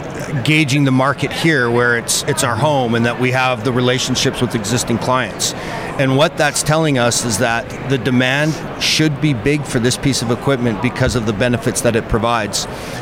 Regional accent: Calgary, Alberta, Canada; I am originally from Canada.

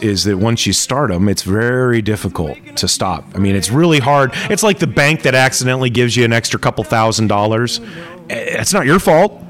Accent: Tucson, Arizona, United States; moved away; I was growing up in Tucson, Arizona. We were poor.

